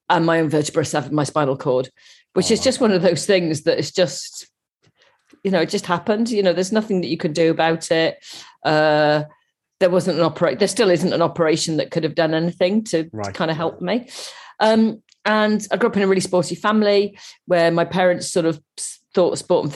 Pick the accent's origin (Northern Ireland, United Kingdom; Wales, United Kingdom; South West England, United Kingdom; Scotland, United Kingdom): Wales, United Kingdom; Cardiff; born in Cardiff in Wales